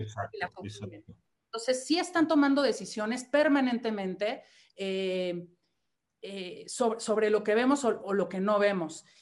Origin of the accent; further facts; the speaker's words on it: Mexico; siendo mexicana